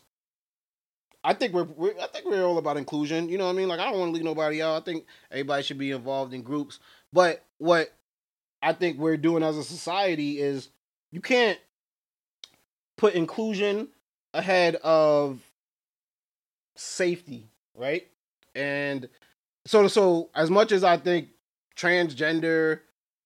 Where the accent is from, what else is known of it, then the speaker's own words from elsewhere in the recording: New York, United States; Because I'm from New York